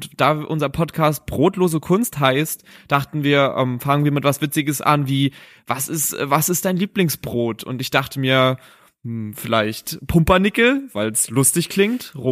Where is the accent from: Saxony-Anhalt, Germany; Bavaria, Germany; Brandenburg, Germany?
Brandenburg, Germany; Frankfurt; born there; ich komme gebürtig aus Frankfurt-Oder